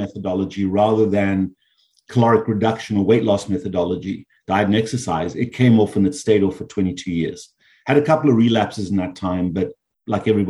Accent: South Africa; moved away as an adult; also born or lived in Canada / United States; now in South Florida, United States; my birth is from South Africa. I grew up there, I trained there, and then I moved to the US after I became a medical doctor.

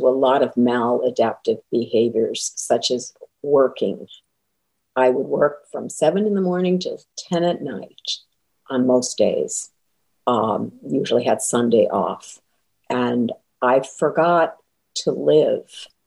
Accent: Connecticut, United States; moved away as an adult; also born or lived in Western Massachusetts / Boston area; now in The Villages, United States; I was born in Massachusetts, Western Massachusetts, grew up in Connecticut, and spent most of my career in the Boston area

